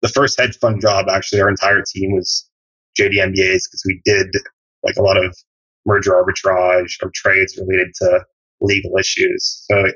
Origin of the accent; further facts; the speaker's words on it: Canada; moved away as an adult; now in United States; I'm from Canada originally. And when I moved to the US after college to work